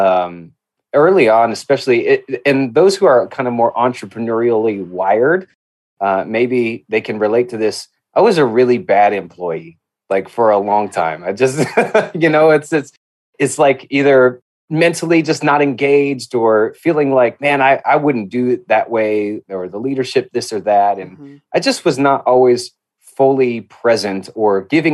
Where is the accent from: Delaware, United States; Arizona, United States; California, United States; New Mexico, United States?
New Mexico, United States; Albuquerque; I grew up in Albuquerque, New Mexico. That's where I grew up